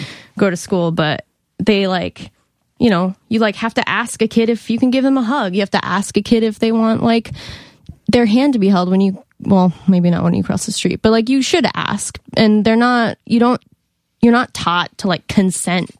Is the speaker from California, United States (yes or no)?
no; Monument, Colorado, United States; I'm from Colorado